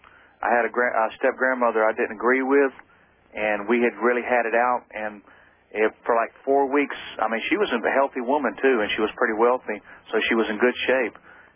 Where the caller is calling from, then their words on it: Atlanta, Georgia, United States; from Atlanta.